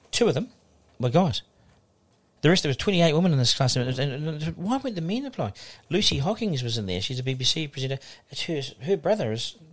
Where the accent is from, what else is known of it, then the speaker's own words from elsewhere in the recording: Auckland, New Zealand; also born or lived in Wellington; Born in Wellington. Um, oh, born in um, Wellington. Yeah, born in Wellington. Um, and dad was in the bank, and they moved to Auckland when I was two.